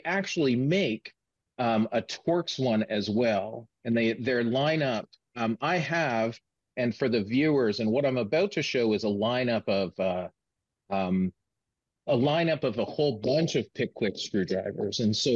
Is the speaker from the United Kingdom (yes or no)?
no; Canada; as a Canadian